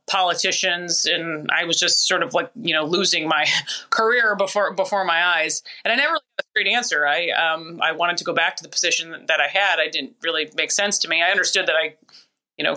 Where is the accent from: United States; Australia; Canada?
United States; Minneapolis, Minnesota; also born or lived in Florida; the station I grew up watching in Minneapolis, Minnesota.